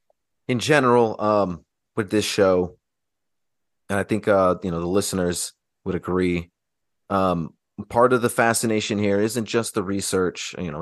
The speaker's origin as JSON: {"language": "English", "region": "Georgia", "country": "United States", "tie": "born there", "said": "I was born in Georgia, but then my family, but it was military related."}